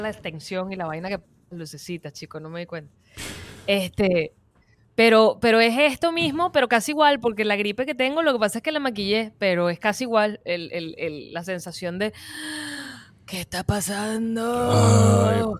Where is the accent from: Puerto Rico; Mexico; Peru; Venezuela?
Venezuela; also born or lived in Florida, United States; now in United States; nosotros como venezolanos que ya estábamos viviendo aquí